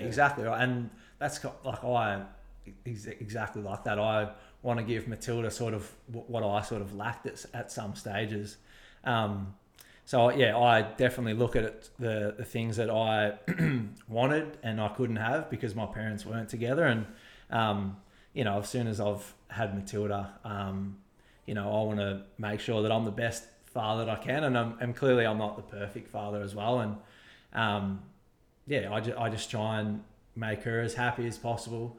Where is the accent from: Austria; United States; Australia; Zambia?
Australia; Shepparton, Victoria; also born or lived in Tallygaroopna; growing up in Shep